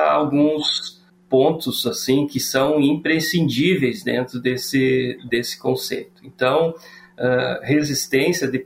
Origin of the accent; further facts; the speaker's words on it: Rio Grande do Sul, Brazil; also born or lived in Viçosa, Minas Gerais / Unaí, Minas Gerais / Brasília; eu moro no Rio Grande do Sul, sou natural do Rio Grande do Sul.